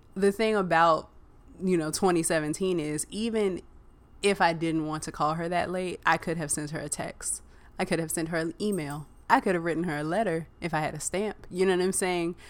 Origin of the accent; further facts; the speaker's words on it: Virginia, United States; I grew up in Virginia